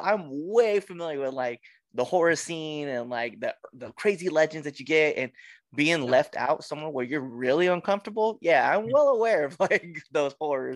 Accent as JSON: {"language": "English", "region": "Western Nebraska", "country": "United States", "said": "I'm from Western Nebraska"}